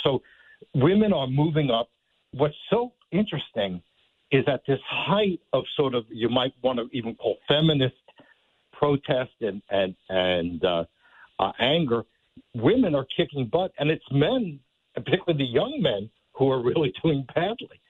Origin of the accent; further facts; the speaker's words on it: New York, United States; when I was a kid growing up in New York